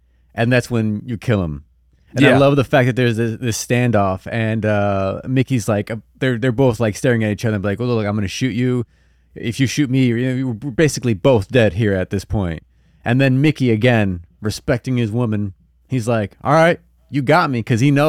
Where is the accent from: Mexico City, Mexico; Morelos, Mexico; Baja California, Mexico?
Morelos, Mexico; Tlaquiltenango; I'm from Morelos. Tlaquitenango.